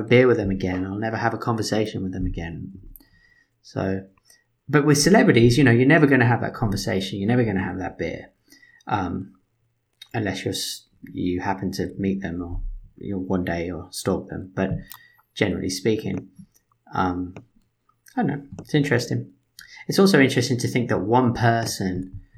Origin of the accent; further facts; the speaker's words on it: United Kingdom; Being British